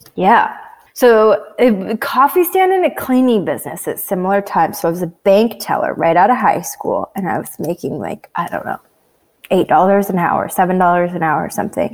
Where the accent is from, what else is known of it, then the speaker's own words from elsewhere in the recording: Washington, United States; also born or lived in Canada; I was raised in Washington State